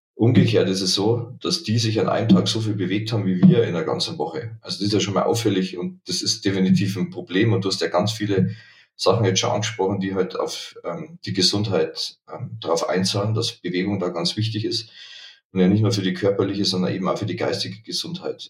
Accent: Dingolfing, Bavaria, Germany; moved away as an adult; now in Munich, Germany; ich komme aus Niederbayern, Dingolfing

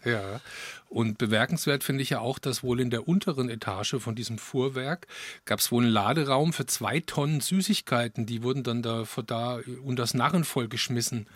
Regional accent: Tauber Valley, Baden-Württemberg, Germany; moved away; also born or lived in Franconia; ich bin ja im Taubertal in Baden-Württemberg groß geworden

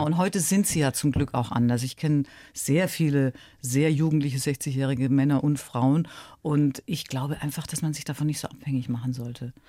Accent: Ulm, Baden-Württemberg, Germany; moved away as an adult; also born or lived in Munich; aus Ulm, die wirklich ein bisschen eine kleine Provinzmaus war. Das muss man ganz ehrlich sagen. Ich kam ja nun wirklich, kam aus der Kleinstadt und war auf dem Land letztlich groß geworden

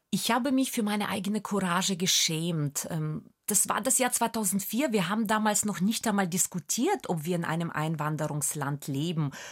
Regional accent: Germany; Und in England war ich plötzlich für alle The German Girl, weil sie wussten, ich komme aus Deutschland und das hat niemand in Frage gestellt.

